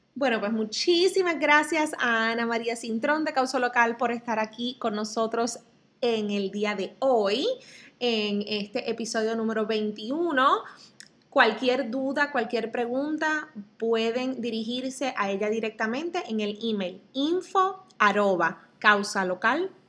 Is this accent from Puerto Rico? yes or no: yes; south, Puerto Rico; en el área sur, que es de donde yo soy, de donde somos